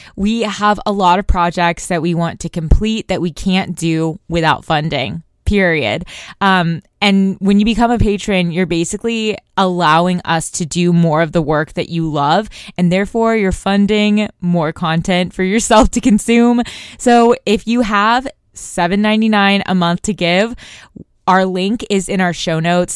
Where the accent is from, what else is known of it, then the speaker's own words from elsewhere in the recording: Tulsa, Oklahoma, United States; My hometown of Tulsa, Oklahoma has about four hundred thousand residents